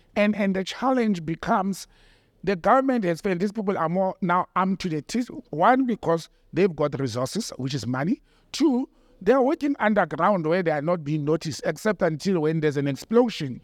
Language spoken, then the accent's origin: English; Randfontein, Gauteng, South Africa; my hometown is Randfontein, it's a mining town